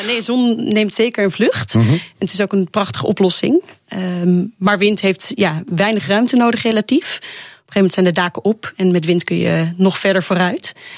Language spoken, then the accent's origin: Dutch; Netherlands; gewoon als Nederlander